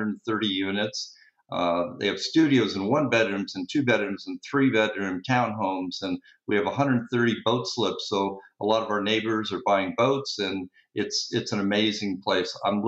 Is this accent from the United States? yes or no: yes; Los Angeles, California, United States; moved away as an adult; also born or lived in Santa Monica, California / Ventura County, California; now in Ventura, United States; Boy, I'm a local native guy, born in Santa Monica, raised in the San Fernando Valley, and I migrated out to Ventura County back in 1976. And most recently, about a year and a half ago, I sold my home in Camarillo and moved to this wonderful